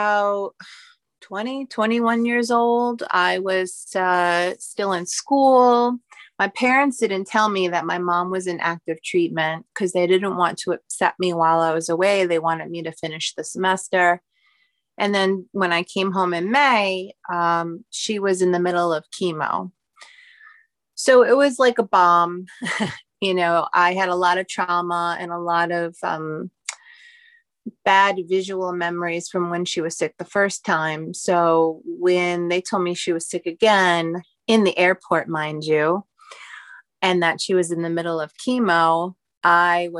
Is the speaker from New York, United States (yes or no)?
yes; New Hyde Park, New York, United States; also born or lived in Queens, New York; I grew up on Long Island, technically Queens, and then my parents moved to New Hyde Park, which is Western Long Island.